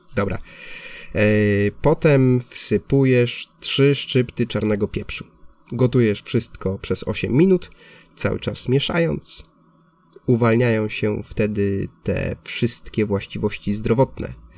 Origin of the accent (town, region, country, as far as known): Poland; now in Barcelona, Spain